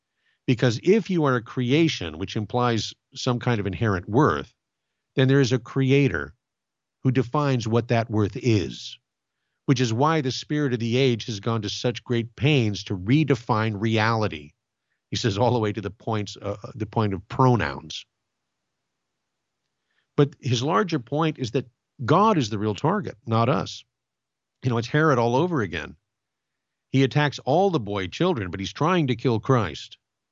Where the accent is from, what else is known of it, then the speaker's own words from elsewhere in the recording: Glendora, California, United States; When I was a boy, I grew up in Glendora, California, and next to the city hall, there is an old pine tree